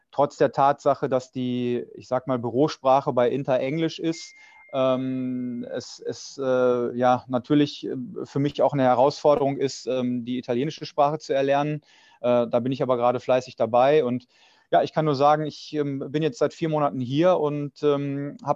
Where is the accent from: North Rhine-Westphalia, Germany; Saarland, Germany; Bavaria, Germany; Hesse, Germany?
North Rhine-Westphalia, Germany; Dortmund; born there; dadurch, dass ich so lange bei Borussia Dortmund gearbeitet habe und auch gebürtiger Dortmunder bin